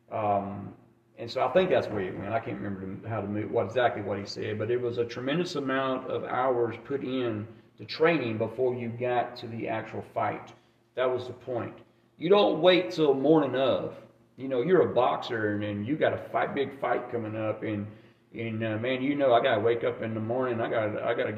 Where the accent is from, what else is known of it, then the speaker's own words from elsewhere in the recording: Alabama, United States; moved away as an adult; also born or lived in Germany; I grew up in Alabama